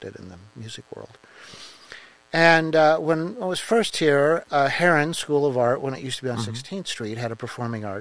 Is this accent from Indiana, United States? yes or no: yes; Indianapolis, Indiana, United States; I grew up in Indianapolis, down around Brookside Park